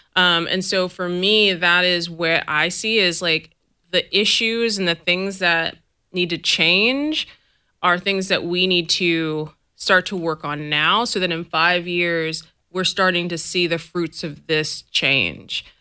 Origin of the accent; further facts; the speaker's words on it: the Bay Area, California, United States; I'm from here. I'm from the Bay. You know, like I'm from this area. I am proud of being from this area.